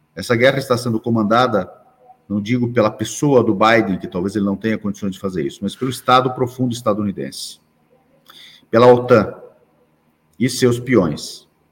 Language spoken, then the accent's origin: Portuguese; Brazil; eu sou brasileiro, nasci aqui